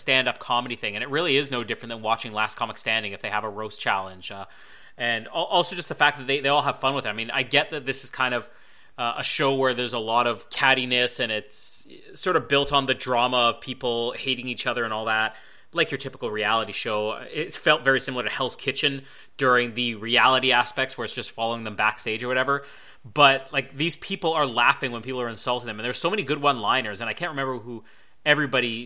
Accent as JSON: {"language": "English", "country": "Canada", "said": "I'm Canadian"}